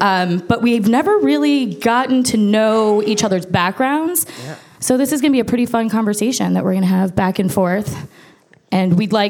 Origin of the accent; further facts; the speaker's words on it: Chicago, Illinois, United States; moved away as an adult; now in New York, United States; I was born and raised in Chicago, and growing up there, you're naturally immersed in a lot of different art forms, dance, music, theater, what have you.